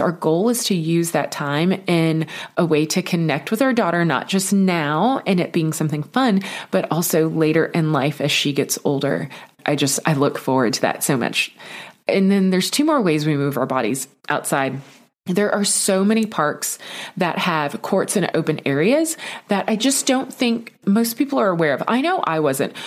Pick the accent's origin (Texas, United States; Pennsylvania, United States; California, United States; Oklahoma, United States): Texas, United States; I grew up in Texas